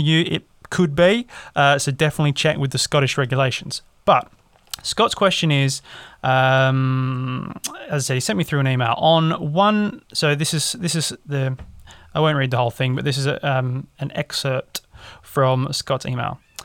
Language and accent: English; Australia; now in England; as an Australian